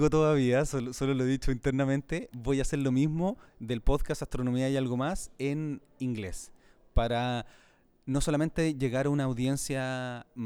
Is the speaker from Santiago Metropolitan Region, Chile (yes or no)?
yes; Santiago, Santiago Metropolitan Region, Chile; Sí, yo soy chileno y trato siempre de mantener el acento porque es importante eh, y soy de Santiago de Chile, sí.